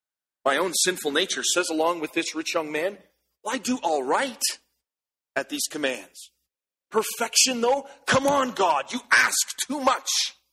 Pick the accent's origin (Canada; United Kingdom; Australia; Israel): Canada; As Canadian soldiers, we are reminded that every time we put on our uniform, we have an unlimited liability to give up all